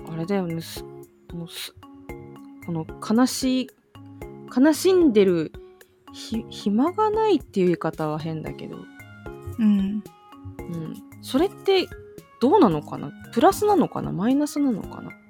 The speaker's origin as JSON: {"language": "Japanese", "country": "Japan", "said": "離島の出身だからさやっぱ同級生とか"}